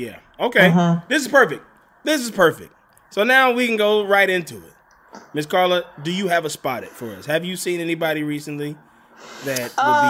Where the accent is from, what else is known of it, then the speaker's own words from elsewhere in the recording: Gulf Coast, United States; I'm from the Gulf Coast, so I'm very familiar. Like, we still, like, do a lot of Cajun food and stuff mixed in with the soul food, but it's still very much seafood, a lot of seafood where I'm from.